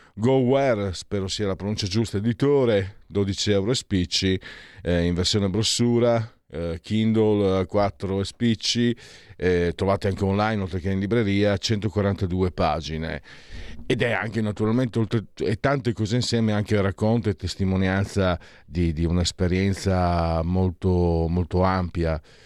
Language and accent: Italian; Italy; Da dove vengo io, tra Friuli e Veneto